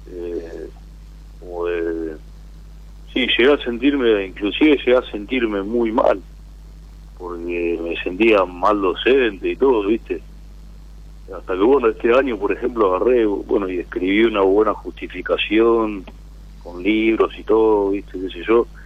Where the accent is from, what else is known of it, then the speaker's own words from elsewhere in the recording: Rosario, Santa Fe, Argentina; De Rosario.